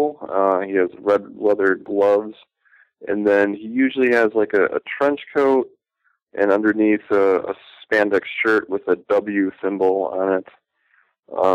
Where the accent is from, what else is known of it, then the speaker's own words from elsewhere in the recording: Port Washington, Wisconsin, United States; also born or lived in Milwaukee, Wisconsin / West Bend, Wisconsin; raised mostly in the suburb of Port Washington